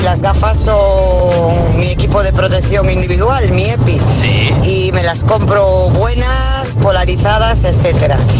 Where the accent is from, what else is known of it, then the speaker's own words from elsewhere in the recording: Vigo, Galicia, Spain; moved away as an adult; now in Ibiza, Spain; de Vigo y ahora mismo en Ibiza trabajando